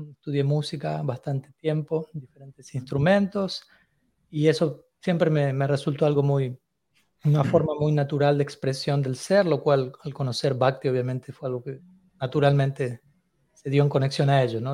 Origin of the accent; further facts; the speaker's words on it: Argentina; me mantuve principalmente en Argentina, que es el país en donde, mm. donde yo nací